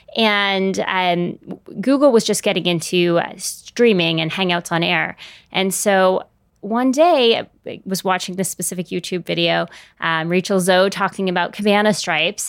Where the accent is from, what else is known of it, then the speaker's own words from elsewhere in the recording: San Francisco, California, United States; moved away; I grew up in San Francisco, so I went home